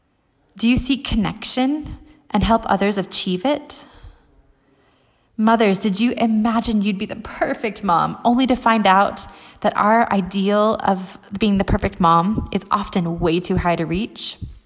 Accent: United States; now in Europe; I'm an American living in Europe.

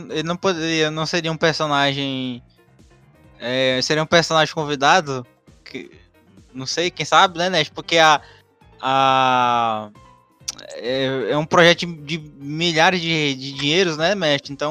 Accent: Ceará, Brazil; Porque eu sou de Ceará.

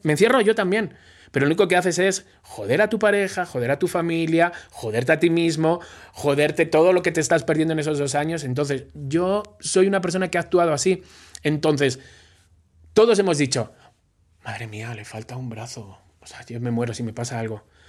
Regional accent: Spain; moved away as an adult; now in Mexico; soy español

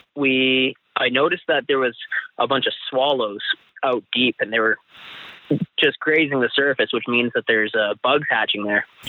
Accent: Chase, British Columbia, Canada; I grew up in this small town in south central BC

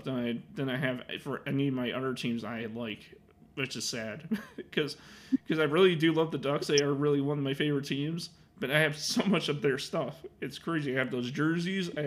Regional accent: Chicago, Illinois, United States; I'm from Chicago

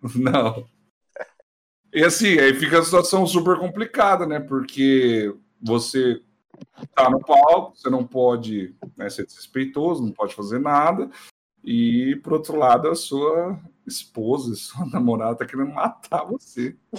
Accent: São Paulo, Brazil; now in Campo Mourão, Brazil; Eu sou paulista, viu? Nascido ah. em São Paulo, capital.

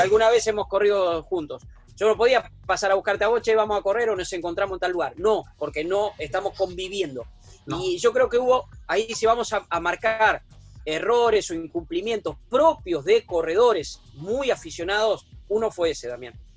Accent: Puan, Buenos Aires Province, Argentina; nací en Puana, 600 kilómetros, soy bonaerense, bonaerense de nacimiento, bonaerense de residencia

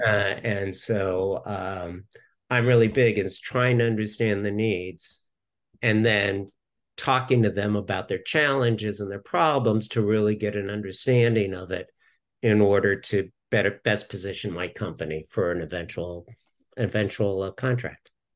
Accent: Southern California, United States; moved away; originally I'm from Southern California

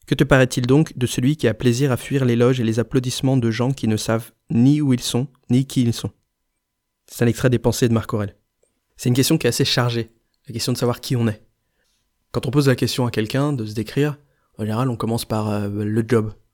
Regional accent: Grenoble, Auvergne-Rhône-Alpes, France; je viens de Grenoble

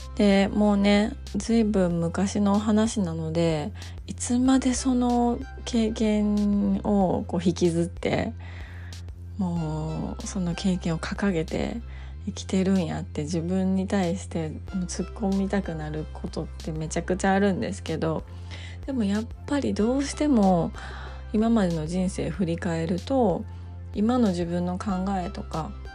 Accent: Japan; also born or lived in United States; 自分の住んでいる日本っていう国だとか、まあ、日本人っていうこと

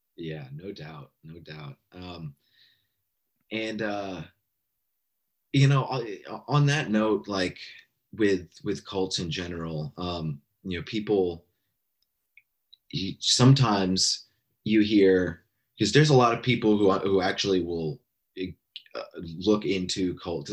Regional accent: Alaska, United States; now in Bay Area, United States; I grew up in Alaska. I'm here in California now in the Bay Area

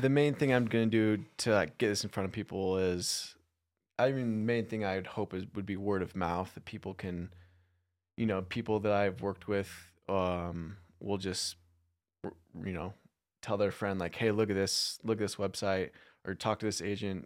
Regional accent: Phoenix, Arizona, United States; now in Utah, United States; I'm from Phoenix.

